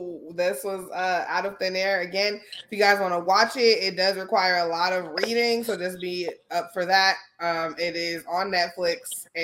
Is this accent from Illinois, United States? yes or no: yes; Chicago, Illinois, United States; And I'm from Chicago.